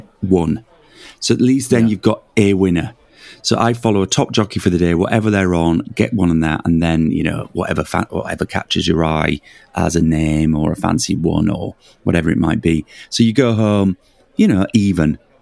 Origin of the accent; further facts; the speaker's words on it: Leeds, Yorkshire and the Humber, United Kingdom; moved away; I'm from Leeds originally